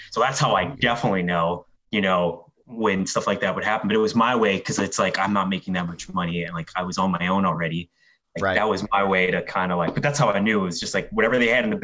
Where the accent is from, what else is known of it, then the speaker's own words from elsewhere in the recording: Philadelphia, Pennsylvania, United States; I grew up in the Kensington Hospital. I was born there